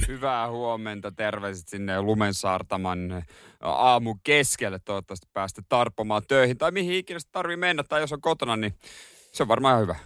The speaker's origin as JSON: {"language": "Finnish", "town": "Seinäjoki", "region": "South Ostrobothnia", "country": "Finland", "moved": "yes", "lives_now": "Helsinki, Finland", "said": "mä oon Seinäjoelta"}